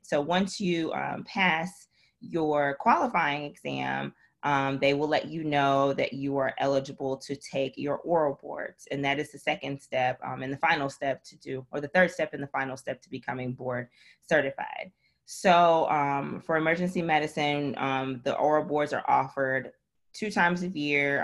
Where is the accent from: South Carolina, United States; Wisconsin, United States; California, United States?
Wisconsin, United States; Milwaukee; moved away as an adult; also born or lived in Nashville, Tennessee / Florida / Dominica; now in Memphis, United States; I am originally from Milwaukee, Wisconsin, born and raised.